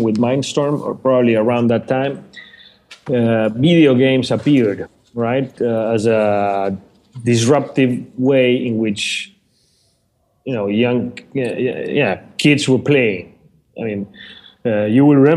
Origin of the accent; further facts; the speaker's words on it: Argentina; moved away as an adult; now in Panama; Originally coming from Argentina, but I've been living here for the past 6 years.